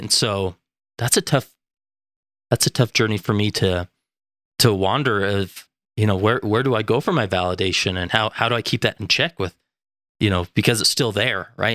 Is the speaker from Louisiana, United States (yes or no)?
no; West Valley City, Utah, United States; also born or lived in Stansbury Park, Utah; I am from West Valley City, Utah